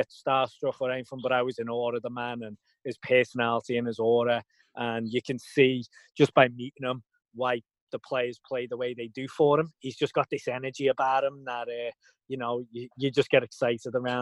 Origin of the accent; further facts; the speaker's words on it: Liverpool, North West England, United Kingdom; moved away as an adult; also born or lived in Plattsburgh, New York; now in United States; I'm Liverpool, England, born and bred. Lived there till I was 18, till I moved over to the States.